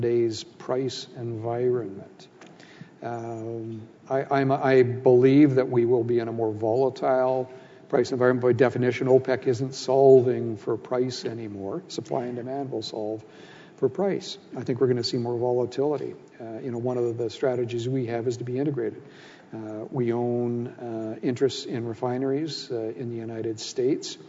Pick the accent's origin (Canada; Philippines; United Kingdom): Canada; as a Canadian